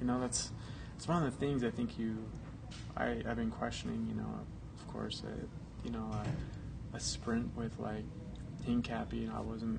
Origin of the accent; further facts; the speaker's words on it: Boulder, Colorado, United States; The worst day of my life in my hometown, man.